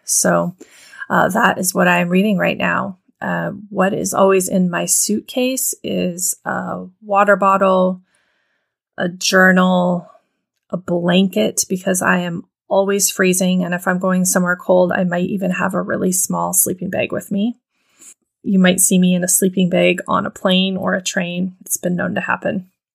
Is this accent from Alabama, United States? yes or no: no; Montana, United States; the little town that I grew up in Montana